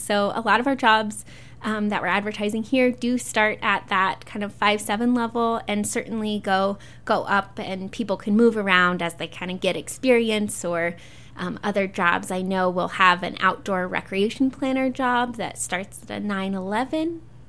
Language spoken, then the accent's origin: English; Providence, Utah, United States; also born or lived in Logan; So I grew up in northern Utah in Logan, actually Providence, if folks are familiar with that area. But I just feel so lucky to get to continue to live and work in Utah, especially in Canyon Country.